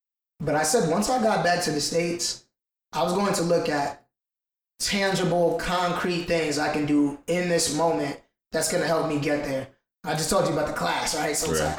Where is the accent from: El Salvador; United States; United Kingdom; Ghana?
Ghana; I'm from Ghana.